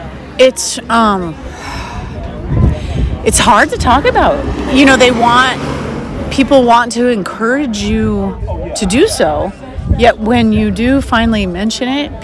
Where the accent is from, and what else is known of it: Jerome, Idaho, United States; born or raised there; now in Boise, United States